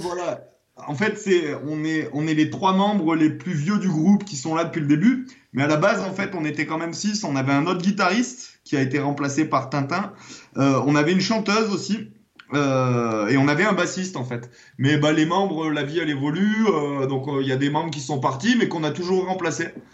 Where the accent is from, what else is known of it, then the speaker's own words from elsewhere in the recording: Clermont-Ferrand, Auvergne-Rhône-Alpes, France; moved away; je suis monté à Clermont-Ferrand, euh, c'est ma région natale